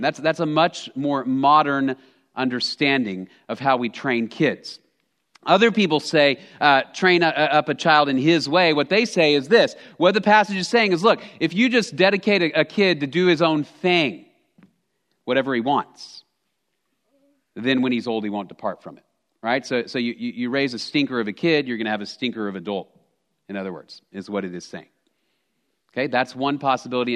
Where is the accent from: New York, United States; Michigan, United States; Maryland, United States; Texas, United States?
Texas, United States; I'm a native Texan. I grew up in Texas